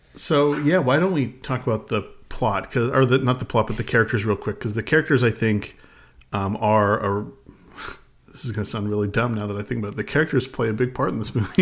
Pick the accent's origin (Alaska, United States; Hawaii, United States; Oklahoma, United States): Alaska, United States; we grew up in Alaska